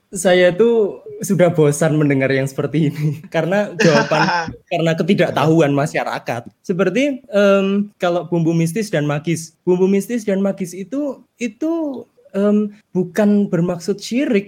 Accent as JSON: {"language": "Indonesian", "region": "Java", "country": "Indonesia", "lives_now": "Yogyakarta, Indonesia", "said": "Identitas budaya pertama-tama tentunya saya sebagai orang Jawa"}